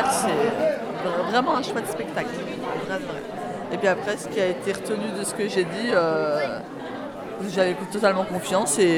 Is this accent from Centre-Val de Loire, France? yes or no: yes; Chailles, Centre-Val de Loire, France; Moi je viens de Chaille, c'est au sud de Blois.